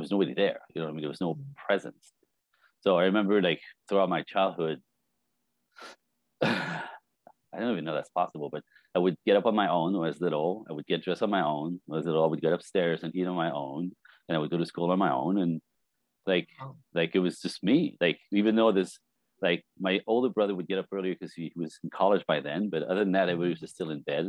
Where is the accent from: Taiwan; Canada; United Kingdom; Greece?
Canada; Montreal, Quebec; now in Los Angeles, United States; I was born French Canadian in Montreal, or outside Montreal, Quebec City, in a speaking French in a Catholic family. Five kids in a snowbank